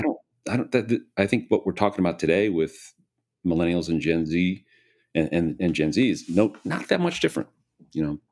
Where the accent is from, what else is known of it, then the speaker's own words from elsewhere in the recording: Hinsdale, Illinois, United States; I was born and raised in Chicago, in the Chicago area. Grew up in a town called Hinsdale